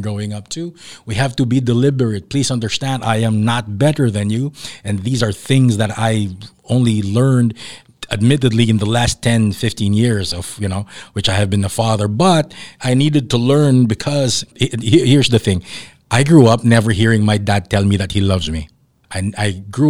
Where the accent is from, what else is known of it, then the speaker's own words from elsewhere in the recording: Davao City, Davao Region, Philippines; moved away; also born or lived in Manila; I grew up down south in Davao, and then when I moved to Manila